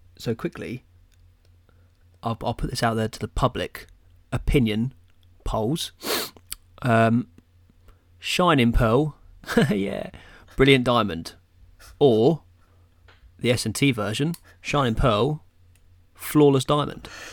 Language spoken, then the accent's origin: English; England, United Kingdom; we're English